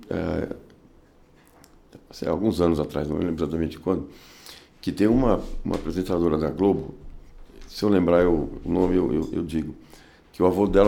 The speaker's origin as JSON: {"language": "Portuguese", "region": "São Paulo", "country": "Brazil", "tie": "born or raised there", "said": "Eu nasci em São Paulo. São Paulo, capital. Mais paulistano dos hospitais, Hospital das Clínicas."}